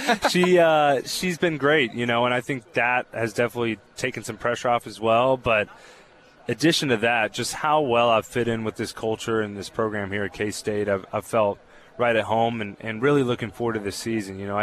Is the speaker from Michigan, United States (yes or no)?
no; California, United States; I'm from California